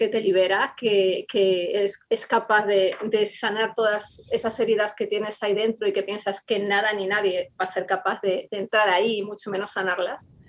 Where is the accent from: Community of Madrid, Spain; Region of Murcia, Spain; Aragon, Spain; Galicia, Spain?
Community of Madrid, Spain; Madrid; bueno, ambos eh, somos de España, somos eh, de Madrid eh, y nos convertimos al Señor el mismo día